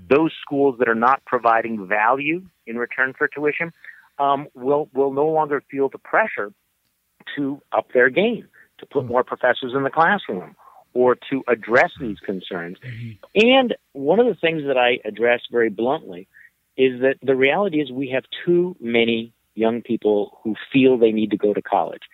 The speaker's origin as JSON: {"language": "English", "region": "Wisconsin", "country": "United States", "tie": "born or raised there", "said": "I went to one big university here in my home state of Wisconsin"}